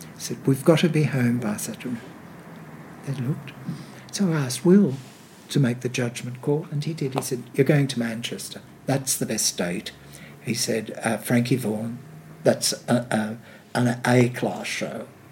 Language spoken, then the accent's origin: English; Sydney, New South Wales, Australia; born or raised there; also born or lived in England